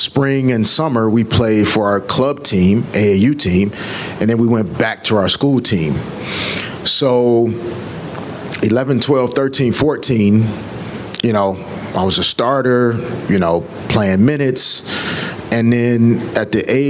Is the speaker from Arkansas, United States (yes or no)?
yes; Little Rock, Arkansas, United States; moved away as an adult; now in Los Angeles, United States; growing up in Little Rock